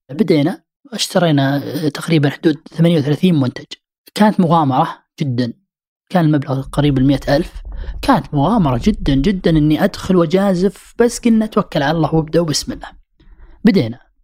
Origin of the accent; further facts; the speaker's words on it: Saudi Arabia; احنا سعوديين